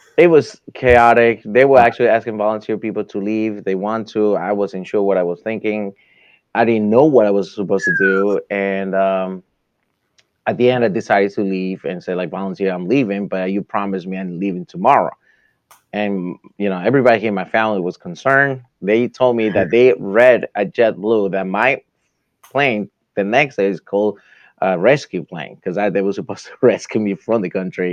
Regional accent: New York City, New York, United States; moved away as an adult; also born or lived in Washington, D.C.; now in Florida, United States; I grew up in New York. I lived there for 29 years

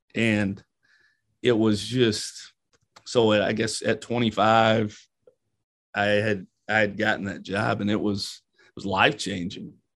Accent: London, Kentucky, United States; moved away as an adult; I grew up in London, Kentucky

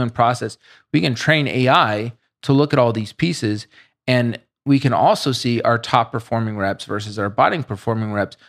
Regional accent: Boulder, Colorado, United States; I grew up in Boulder

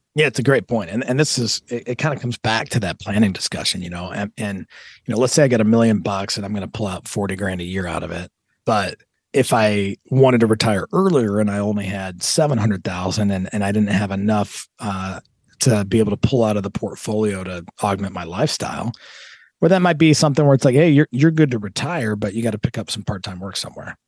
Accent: Southern California, United States; moved away; I'm actually from Southern California, and, and my folks are both from, uh, different parts of California

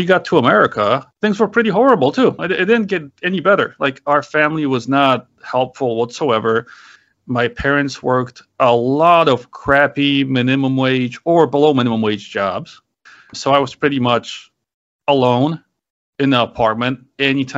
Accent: Poland; moved away; I was born in Poland. It was a communist country back then.

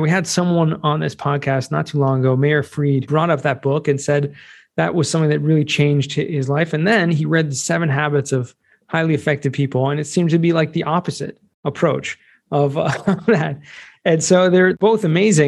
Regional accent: California, United States; I'm from California

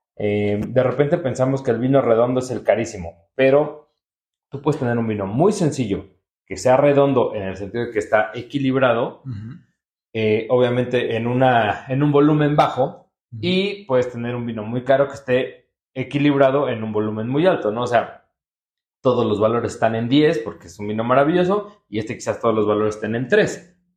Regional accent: Puebla, Mexico; now in Mexico City, Mexico; nací en Puebla

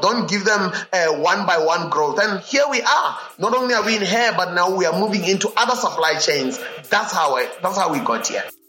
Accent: South Africa; I was born not only in South Africa, but in a region that enabled me to be born at the intersection of three provinces uh, in South Africa.

